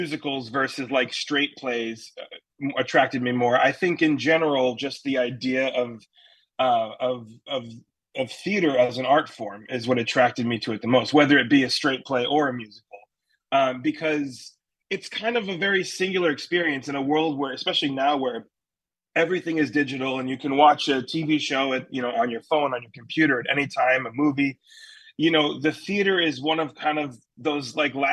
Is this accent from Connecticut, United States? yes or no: yes; Fairfield, Connecticut, United States; I grew up in Fairfield, Connecticut, not terribly far from where you guys are. So I've always kind of been a New England boy